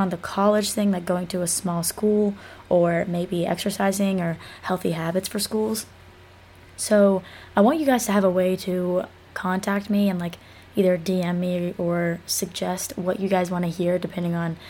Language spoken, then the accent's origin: English; Athens, Georgia, United States; I was born in Athens, Georgia, born and raised in Georgia. I've never lived anywhere else